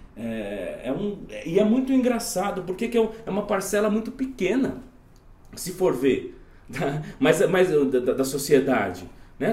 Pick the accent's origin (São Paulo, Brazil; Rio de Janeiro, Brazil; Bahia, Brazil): São Paulo, Brazil; Jundiaí; numa instituição, uma comunidade de Jundiaí, que é, a, que é a cidade de onde eu vim